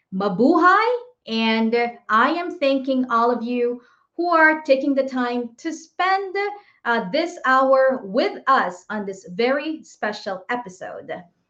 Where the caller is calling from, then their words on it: Boston, Massachusetts, United States; I'm streaming from Boston, Massachusetts.